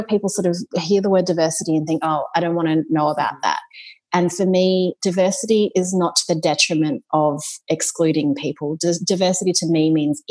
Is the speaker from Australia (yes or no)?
yes; Australia; being you know, of a Chinese Singaporean descent, growing up in Australia